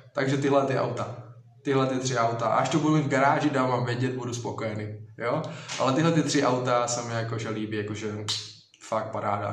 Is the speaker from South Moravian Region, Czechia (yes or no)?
no; Strání, Zlín Region, Czechia; jsem kousek Udoverského hradiště, konkrétně to vlastně strání